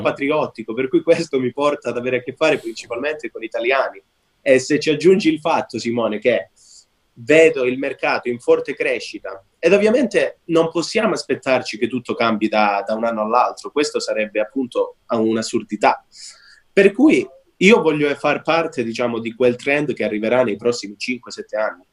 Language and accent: Italian; Calabria, Italy; moved away; ho lasciato l'Italia perché originariamente sono calabrese